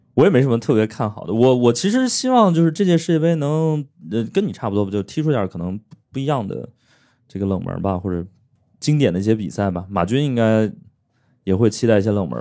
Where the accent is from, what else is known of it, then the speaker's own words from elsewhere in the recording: Hebei, China; moved away; 我老家是河北的